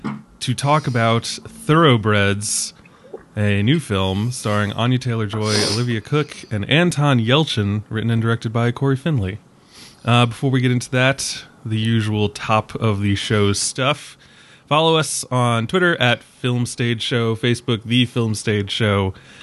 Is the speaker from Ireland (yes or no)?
yes; Ireland; And I was, as an Irishman, I was like, oh, come on. That's so stereotypical.